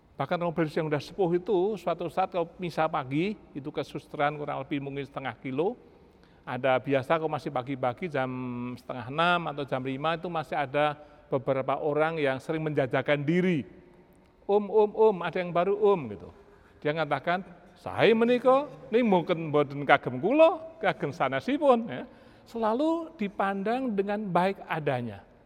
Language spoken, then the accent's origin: Indonesian; Java, Indonesia; moved away; saya dari Jawa